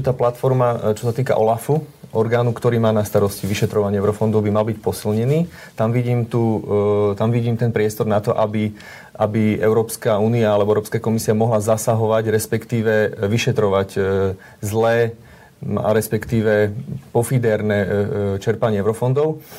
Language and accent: Slovak; eastern Slovakia, Slovakia; ja pochádzam osobne z východného Slovenska